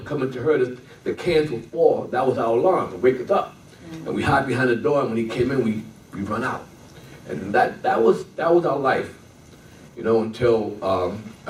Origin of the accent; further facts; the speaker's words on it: New York City, New York, United States; moved away; I'm a Brooklyn boy. Bedford Stuyvesant